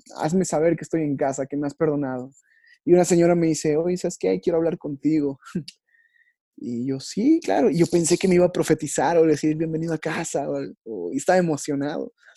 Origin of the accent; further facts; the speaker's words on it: Yucatán, Mexico; accent: Yucatecan; Yo soy yucateco